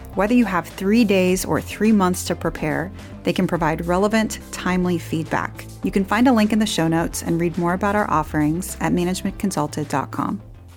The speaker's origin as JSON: {"language": "English", "region": "Midwest", "country": "United States", "also_born_or_lived": "Northern Afghanistan", "said": "I'm from the Midwest, from a family of engineers"}